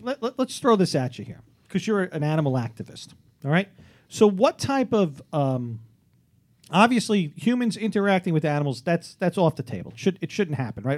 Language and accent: English; New York City, New York, United States; I grew up in Staten Island